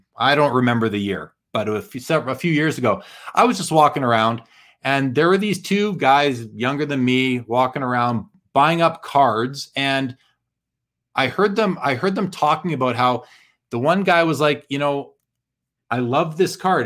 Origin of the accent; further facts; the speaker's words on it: Calgary, Alberta, Canada; my hometown Flames